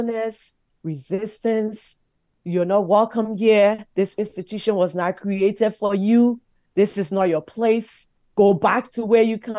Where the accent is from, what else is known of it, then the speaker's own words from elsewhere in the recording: Liberia; now in Canada; my young life growing up in Liberia